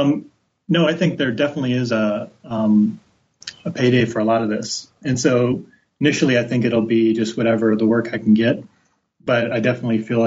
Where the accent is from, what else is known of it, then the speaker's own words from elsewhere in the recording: Midwest, United States; now in Portland, United States; growing up in the Midwest